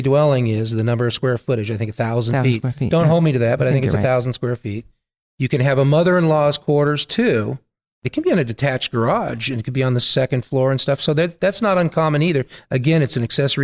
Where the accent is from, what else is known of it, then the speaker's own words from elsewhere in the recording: Southern California, United States; now in Florida, United States; I'm from Southern California.